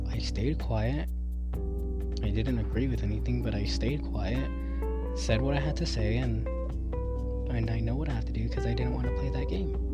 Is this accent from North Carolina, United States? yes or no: yes; North Carolina, United States; growing up in North Carolina, I mean, I've never met one person there that wasn't racist towards Mexicans.